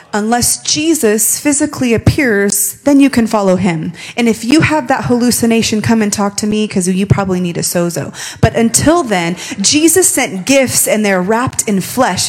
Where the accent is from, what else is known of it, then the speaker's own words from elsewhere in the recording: Las Vegas, Nevada, United States; I'm born and raised in Las Vegas